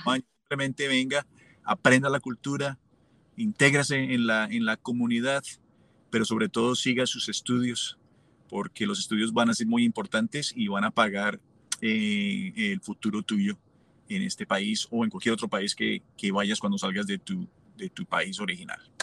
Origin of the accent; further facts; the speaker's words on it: Colombia; moved away as an adult; also born or lived in Los Angeles, United States; now in Omaha, United States; cuando yo salí de Colombia